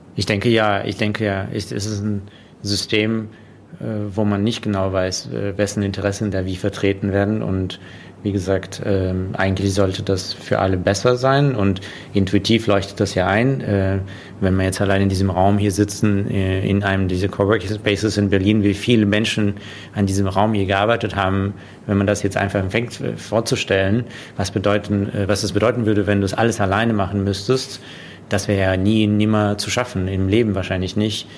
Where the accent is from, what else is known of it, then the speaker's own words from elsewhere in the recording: Russia; now in Germany; ich bin in Russland geboren und dann nach Deutschland quasi, ähm, um da jetzt ganz äh, den Kontext zu setzen, äh, gekommen